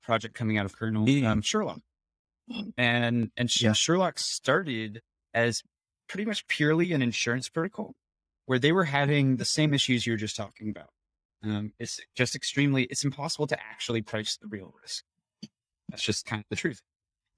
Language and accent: English; United States; as an American developer